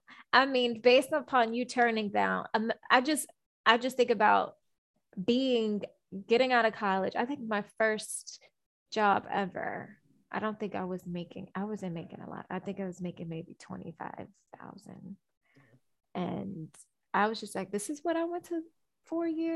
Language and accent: English; New York City, New York, United States; I grew up in Brooklyn